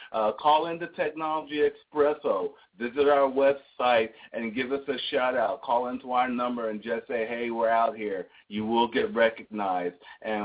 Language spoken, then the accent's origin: English; Philadelphia, Pennsylvania, United States; now in Atlanta, United States; because I'm from Philadelphia.